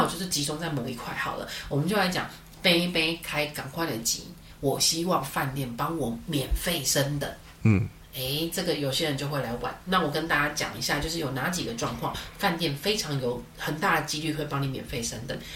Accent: Taiwan; 我们身为台湾人

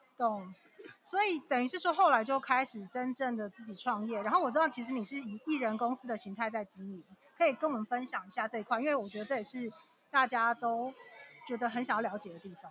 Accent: southern Taiwan, Taiwan; 我们都是南部人

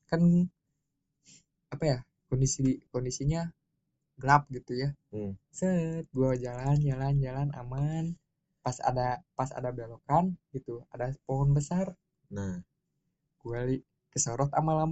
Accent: Java, Indonesia; gue berhubung orang Jawa dan keluarga gue dan daerah kampung gue itu masih kental hal yang begitu

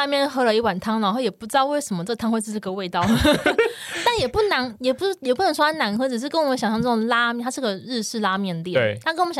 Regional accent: Taiwan; 我们也是台湾人，就期期待下雪这件事情

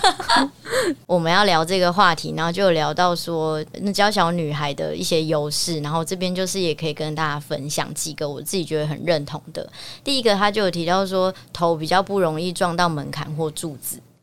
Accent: Taiwan; 我们学校其实蛮厉害的，就是我们去全台湾的比赛

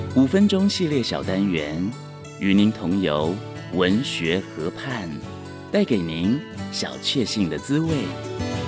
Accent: Taiwan; 不过我们台湾人勤俭持家已经变成集体的习惯了

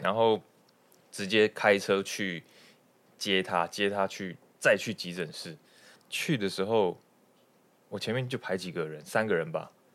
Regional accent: Tamsui, New Taipei, Taiwan; 回我们老家嗯。去淡水住

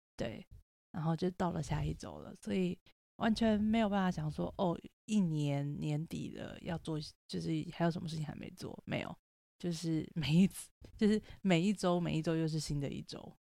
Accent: Taipei, Taiwan; 我就是台北人

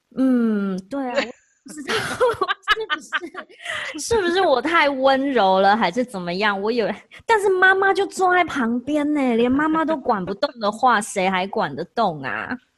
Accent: Taiwan; now in Oregon, United States; 我是台湾人

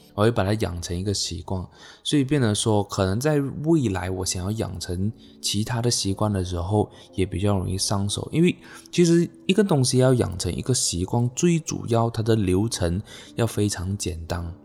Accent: Malaysia; 那我来自马来西亚，OK，今年二十五岁。

